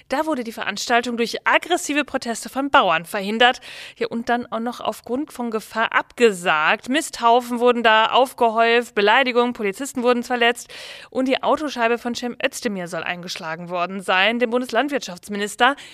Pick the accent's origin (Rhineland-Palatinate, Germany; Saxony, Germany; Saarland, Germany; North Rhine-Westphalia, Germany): North Rhine-Westphalia, Germany; Ich komme ja aus Ostwestfalen. Da wird ja immer nachgesagt, die würden keinen Karneval feiern. Stimmt so nicht.